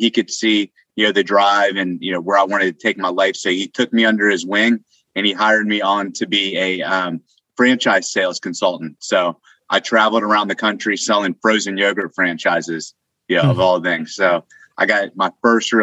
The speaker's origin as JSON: {"language": "English", "region": "Northern Virginia", "country": "United States", "tie": "born or raised there", "moved": "as an adult", "lives_now": "Austin, United States", "said": "I was living in Northern Virginia. It's kind of where I grew up, bad traffic"}